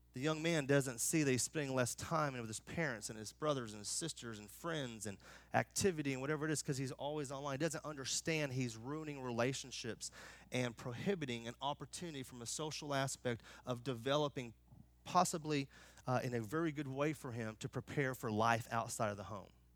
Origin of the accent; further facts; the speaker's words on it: United States; I'm American